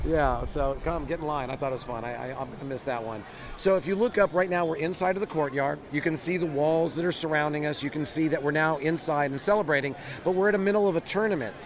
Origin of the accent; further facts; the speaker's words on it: California, United States; as a Californian